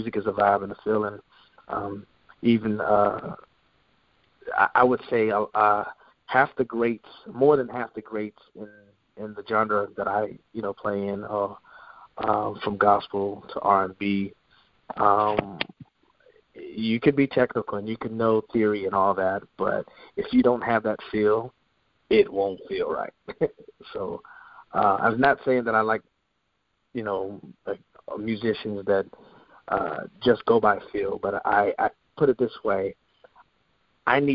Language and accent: English; Charlotte, North Carolina, United States; also born or lived in Columbus, Ohio / New York; we moved to Charlotte from Columbus, Ohio